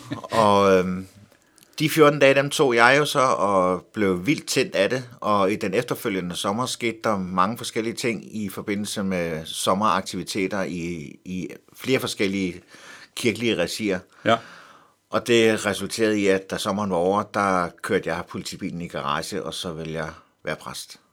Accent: Helsingør, Capital Region of Denmark, Denmark; Jeg voksede op i Helsingør

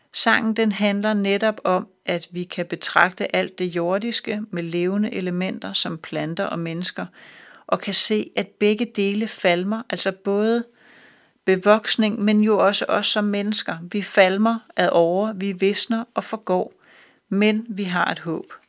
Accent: Denmark; vi som danskere

